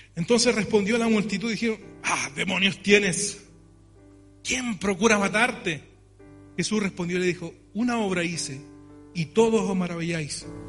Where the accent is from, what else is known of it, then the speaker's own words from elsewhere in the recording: Chile; nosotros tenemos como chilenos